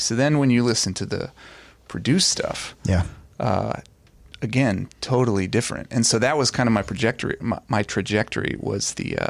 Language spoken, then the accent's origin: English; Dayton, Ohio, United States; Singer-songwriter, born and raised in Dayton, Ohio. Mm-hmm. That's where I live now, again, currently with my wife and our four kids.